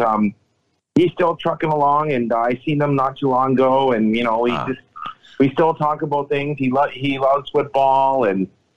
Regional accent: Brantford, Ontario, Canada; I am, too, a former Woodman Drive and PJ alumni

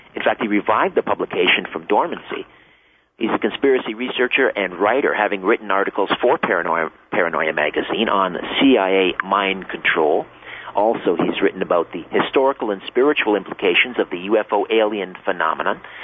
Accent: Canada; I'm a Canadian boy

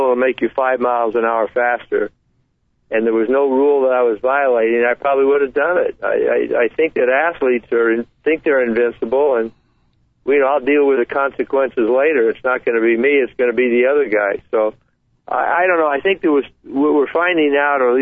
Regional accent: Southern California, United States; also born or lived in San Francisco / New York; I'm from Southern California

